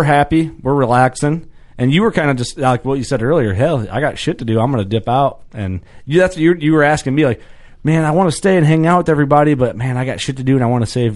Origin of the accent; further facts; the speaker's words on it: Fulton County, Illinois, United States; I grew up in Fulton County, Illinois